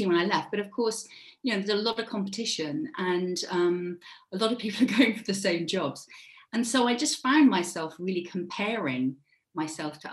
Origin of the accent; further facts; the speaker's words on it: Devon, South West England, United Kingdom; moved away; also born or lived in Cornwall; I was born in Devon. So if any of you have ever been to the UK, it's the very furthest kind of, it's the sort of southwest of the UK. And I grew up there, and then I moved to Cornwall